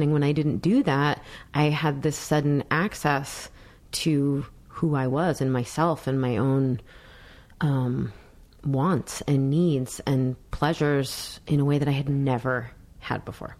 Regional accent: New York, United States; I come from New York

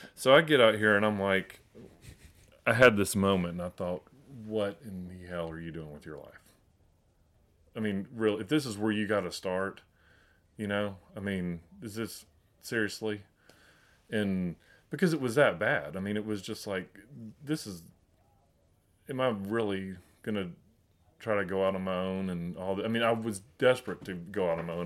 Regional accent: Chattanooga, Tennessee, United States; I grew up in Chattanooga

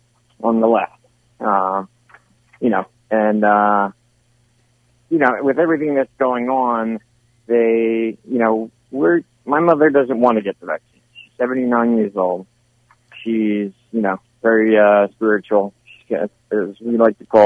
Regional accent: New York, United States; moved away as an adult; now in Hamlin, United States; I'm formerly from New York, so I had to get away from there

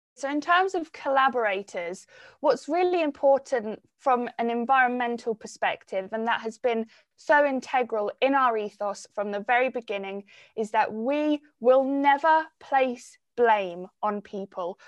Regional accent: Cornwall, South West England, United Kingdom; growing up in Cornwall and being so connected to the environment from such a young age

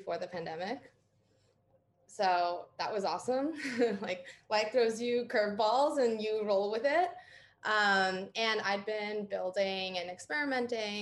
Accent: New York, United States; moved away as an adult; also born or lived in Berkeley, California; I grew up in New York State

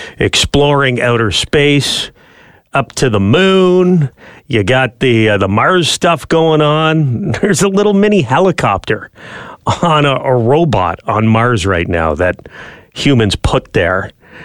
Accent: Canada

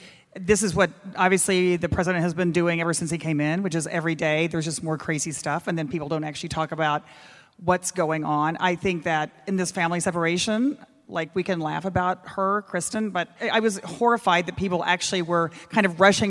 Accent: Texas, United States; I come from Texas, where a lot of the separation has happened.

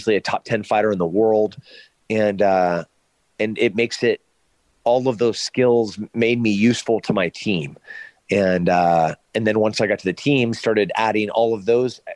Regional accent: San Luis Obispo, California, United States; my hometown in San Luis Obispo

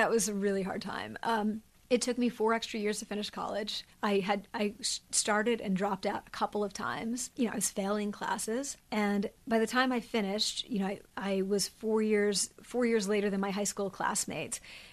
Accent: Pennsylvania, United States; moved away; I grew up in Amish country

